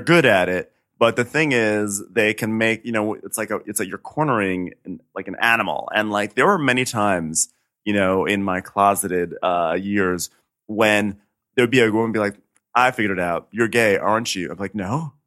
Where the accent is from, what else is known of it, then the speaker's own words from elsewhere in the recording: suburban New York, United States; I'm from, you know, suburban New York where there are ticks aplenty.